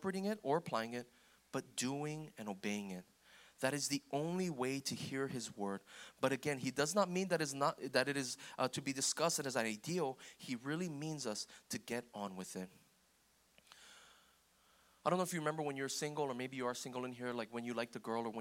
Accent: United States; I'm Korean American

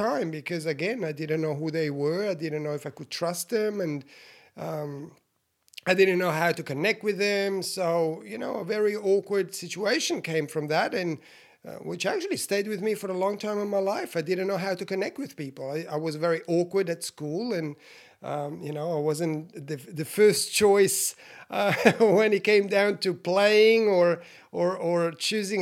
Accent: Switzerland; I was born in Switzerland, you know, 51 years ago, you guys, Italian parents

